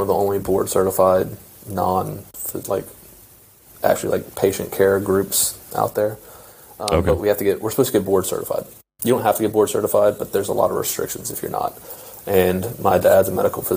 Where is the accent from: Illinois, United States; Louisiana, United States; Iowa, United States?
Louisiana, United States; Baton Rouge; moved away as an adult; also born or lived in Oklahoma; I'm from Baton Rouge, Louisiana. Grew up in a little town 45 minutes outside of Baton Rouge